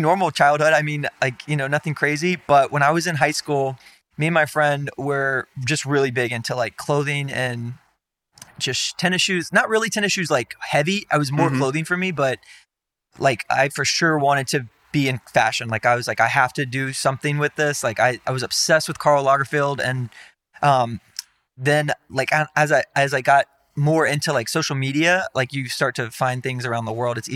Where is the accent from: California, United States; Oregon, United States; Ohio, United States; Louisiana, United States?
Louisiana, United States; Denham Springs; I grew up in Denham Springs